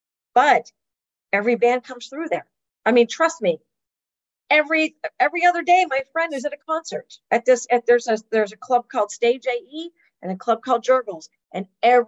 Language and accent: English; Pittsburgh, Pennsylvania, United States; now in Atlanta, United States; growing up in Pittsburgh